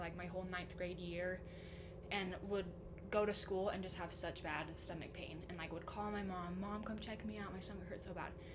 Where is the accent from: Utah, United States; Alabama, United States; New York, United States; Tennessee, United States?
Utah, United States; Pleasant Grove; I'm from Pleasant Grove, and I've woo, lived woo. here my whole life.